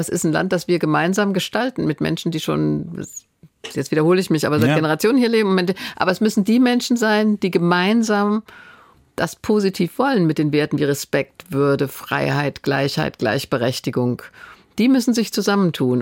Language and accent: German; Germany; Ich bin Deutsche auch durch und durch von meiner Prägung her